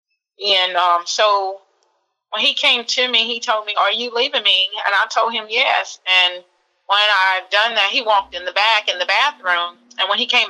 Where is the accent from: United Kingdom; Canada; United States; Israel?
United States; Alabama; my hometown in Alabama